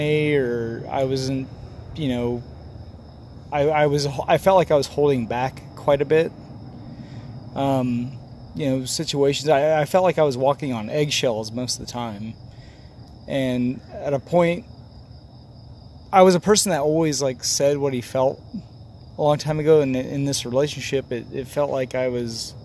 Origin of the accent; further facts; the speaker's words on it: Holcomb, Kansas, United States; I grew up in Holcomb, Kansas.